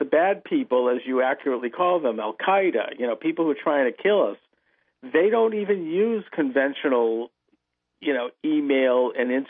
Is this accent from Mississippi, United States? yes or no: no; Boston, Massachusetts, United States; here at the Boston Globe in my hometown